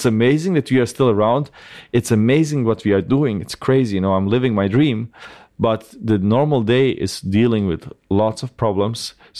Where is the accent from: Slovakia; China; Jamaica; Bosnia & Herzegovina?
Bosnia & Herzegovina; born there; Yeah, I was born in 1988 in Bosnia. And so Bosnia was at that time already the poorest part of Europe.